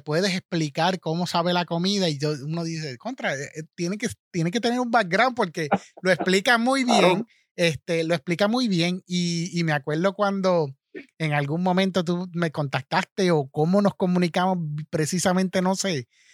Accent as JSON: {"language": "Spanish", "town": "Manatí", "country": "Puerto Rico", "said": "Yo soy de Manatí, soy de esa área también."}